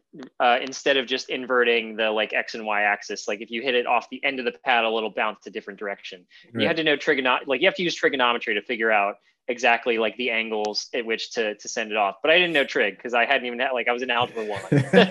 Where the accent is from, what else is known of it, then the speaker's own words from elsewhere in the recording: New Orleans, Louisiana, United States; moved away; also born or lived in Heidelberg, Germany; I was from New Orleans originally, but I moved around a few different places, and ended up going to high school in Heidelberg, Germany.